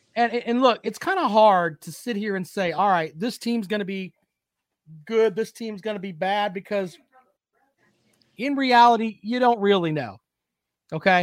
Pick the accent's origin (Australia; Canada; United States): United States; South Carolina; growing up in South Carolina and being around South Carolina